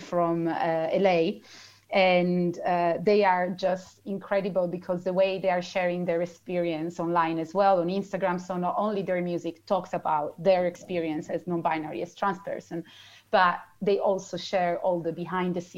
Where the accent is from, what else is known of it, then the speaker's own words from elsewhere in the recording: Italy; moved away as an adult; now in London, United Kingdom; I grew up with radio in Italy and still here